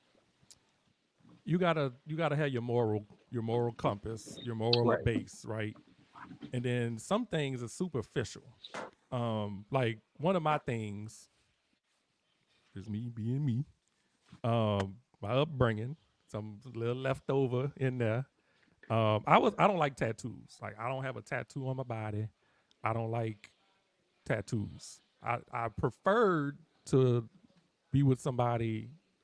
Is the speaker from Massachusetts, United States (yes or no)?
no; New Orleans, Louisiana, United States; I'm from New Orleans